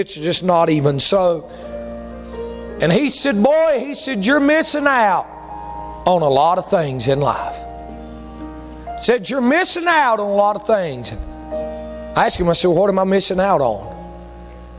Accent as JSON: {"language": "English", "town": "East Bend", "region": "North Carolina", "country": "United States", "said": "I'm from a little place called East Bend, North Carolina."}